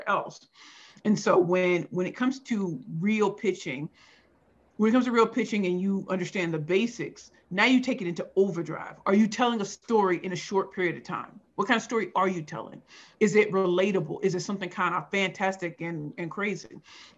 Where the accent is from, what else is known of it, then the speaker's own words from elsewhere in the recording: St. Louis, Missouri, United States; now in Brooklyn, New York, United States; I grew up in St. Louis, Missouri, and it was rough life.